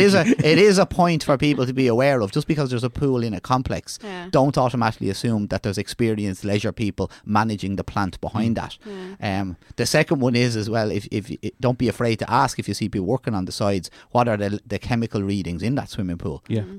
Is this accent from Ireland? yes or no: yes; Ireland; It's as Irish people go abroad and see the standard of what's food, what's healthy food, what's leisure facilities, we're bringing that back and expecting it in Ireland, okay?